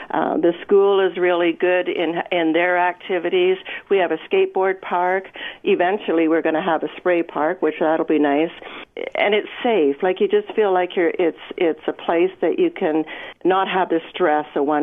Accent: Edmonton, Alberta, Canada; moved away as an adult; now in Bruderheim, Canada; we moved in here in Bruderheim in 1976, and I was born and raised in Edmonton.

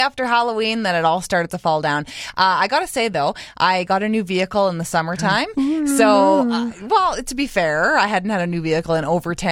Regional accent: Saskatchewan, Canada; now in Cochrane, Canada; growing up in Saskatchewan, like, crappy roads.

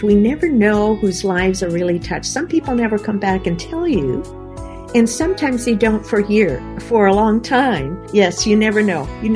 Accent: Manitoba, Canada; I grew up in Manitoba, Canada. I like to call it my little house on the prairie.

